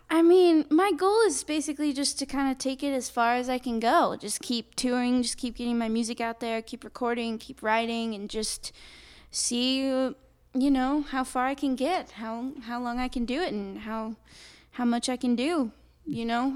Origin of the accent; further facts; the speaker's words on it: Napa, California, United States; born and raised in Napa, and I've basically lived there my whole life.